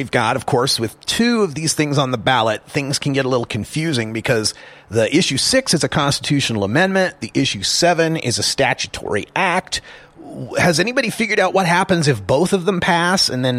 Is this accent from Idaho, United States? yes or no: yes; Idaho, United States; I remember growing up in Idaho, being in a red state, kind of landlocked and very religious and conservative